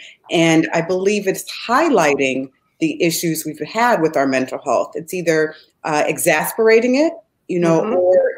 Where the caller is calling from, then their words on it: Chicago, Illinois, United States; And I am streaming from the Midwest of the United States, from Chicago.